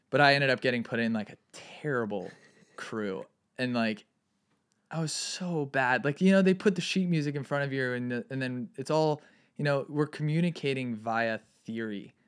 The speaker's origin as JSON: {"language": "English", "town": "Santa Barbara", "region": "California", "country": "United States", "tie": "born or raised there", "also_born_or_lived": "Ojai", "said": "I grew up in Santa Barbara"}